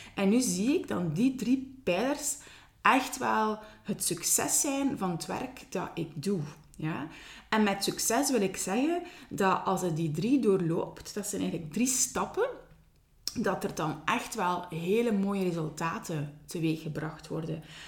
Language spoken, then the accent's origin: Dutch; Ghent, Flanders, Belgium; accent: Ghent; mijn Gens accent